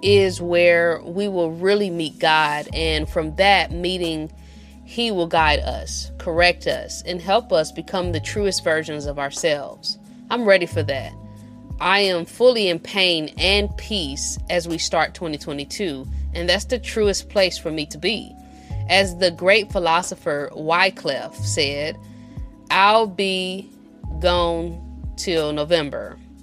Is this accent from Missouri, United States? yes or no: yes; St. Louis, Missouri, United States; we from the Show Me State, we're from St. Louis